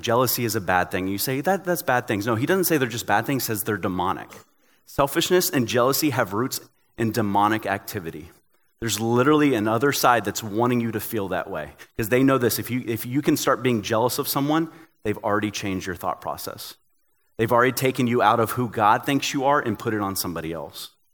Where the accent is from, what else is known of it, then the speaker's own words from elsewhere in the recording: Tennessee, United States; I'm from Tennessee